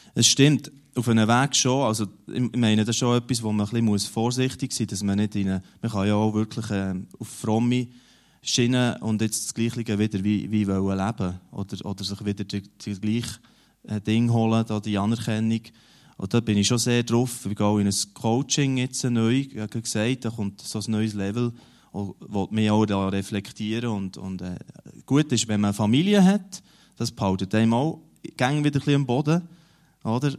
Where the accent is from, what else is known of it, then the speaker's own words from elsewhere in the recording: near Huttwil, Emmental, Bern, Switzerland; in der äh, Gemeinde, wo ich aufgewachsen bin, also in also neben, neben Huttu, in diesem Bauerndorf